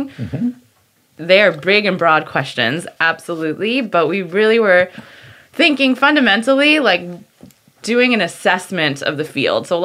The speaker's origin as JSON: {"language": "English", "region": "Connecticut", "country": "United States", "tie": "born or raised there", "said": "In Connecticut"}